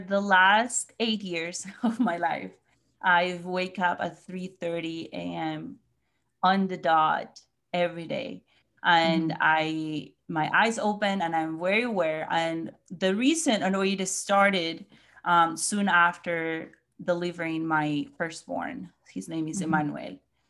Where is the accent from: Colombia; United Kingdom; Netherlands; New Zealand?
Colombia; now in Missouri, United States